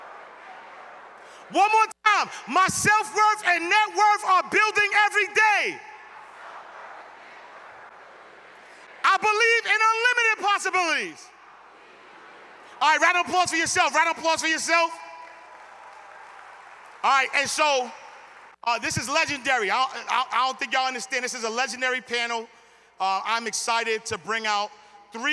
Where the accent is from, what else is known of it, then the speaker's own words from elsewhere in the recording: New York City, New York, United States; I'm from Harlem